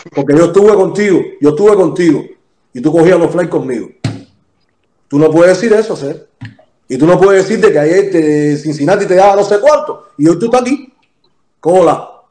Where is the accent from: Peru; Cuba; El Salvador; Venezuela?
Cuba; yo soy de San Miguel